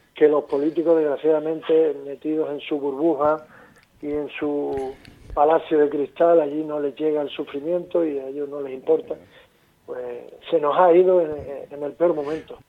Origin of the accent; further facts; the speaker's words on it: Tenerife, Canary Islands, Spain; nosotros somos de Tenerife